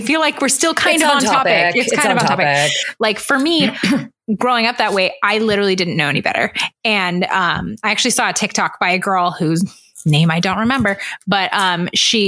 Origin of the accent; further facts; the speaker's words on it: Orange County, Southern California, United States; I was raised in Orange County, which is a pretty much Republican. Yeah, it's a conservative area of Southern California